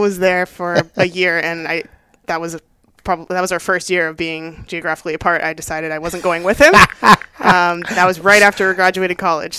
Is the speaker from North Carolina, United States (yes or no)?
no; Los Angeles, California, United States; moved away as an adult; also born or lived in Maryland; I was born and raised in Southern California in the South Bay of Los Angeles